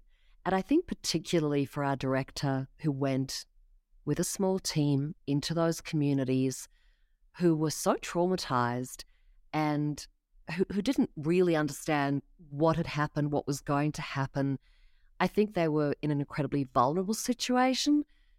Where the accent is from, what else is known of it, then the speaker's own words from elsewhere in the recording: Australia; I know nothing about baseball, Jesse. Come on, I'm from Australia. Throw me a cricket question. Throw me an AFL question.